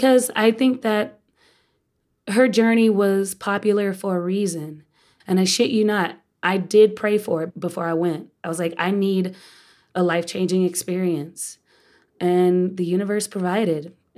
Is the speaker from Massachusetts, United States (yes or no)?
no; Texas, United States; now in New York, United States; I'm a Texan.